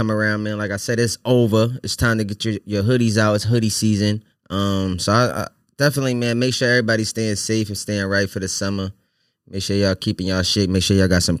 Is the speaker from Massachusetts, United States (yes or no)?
yes; Boston, Massachusetts, United States; I'm from Roxbury